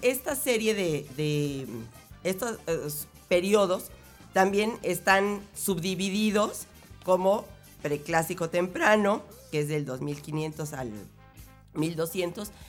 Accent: Mexico; somos mexicanos

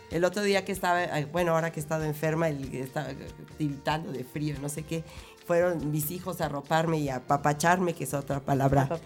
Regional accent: Mexico; somos mexicanos

